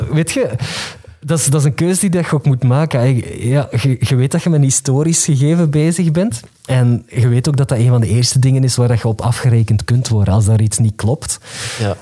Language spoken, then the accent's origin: Dutch; the Kempen, Flanders, Belgium; ik ben van de Kempen.